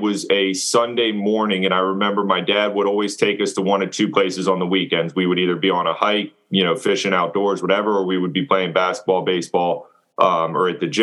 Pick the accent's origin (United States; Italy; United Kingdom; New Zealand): United States; Loudoun County, Fairfax area, Northern Virginia; moved away as an adult; also born or lived in Hampton Roads, Virginia; originally I'm from Northern Virginia. And I was kind of born and raised in Loudoun County, Fairfax area